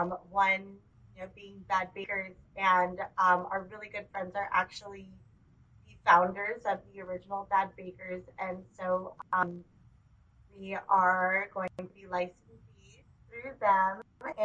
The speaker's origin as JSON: {"language": "English", "area": "Bay Area", "region": "California", "country": "United States", "moved": "as an adult", "lives_now": "Sacramento, United States", "said": "we are originally from the Bay Area, moved here about 5 years ago to the Sacramento area."}